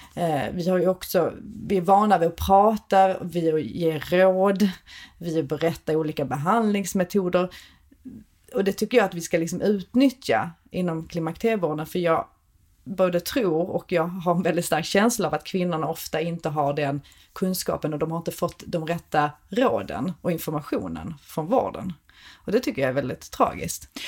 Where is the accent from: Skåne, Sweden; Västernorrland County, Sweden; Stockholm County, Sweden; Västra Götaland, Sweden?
Skåne, Sweden; Malmö; kommer från Malmö, vilket man hör på min accent